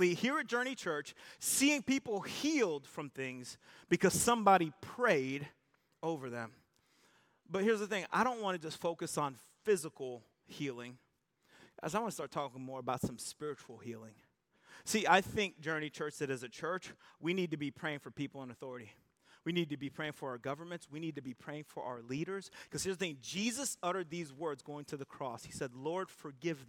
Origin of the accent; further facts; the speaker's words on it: United States; we're American